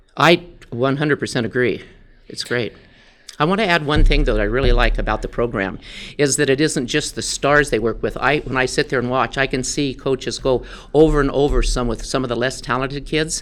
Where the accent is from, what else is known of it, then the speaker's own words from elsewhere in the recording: Dayton, Wyoming, United States; I grew up in Dayton, Wyoming, so I'm a Tongue River Eagle.